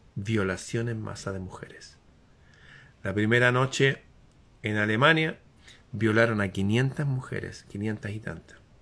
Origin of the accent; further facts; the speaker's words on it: Chile; aquí en mi país